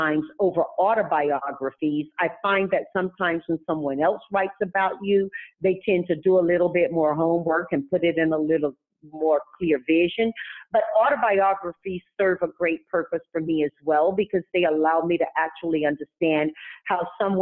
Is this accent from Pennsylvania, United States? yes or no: no; Tarboro, North Carolina, United States; now in California, United States; when I grew up in Tarboro, North Carolina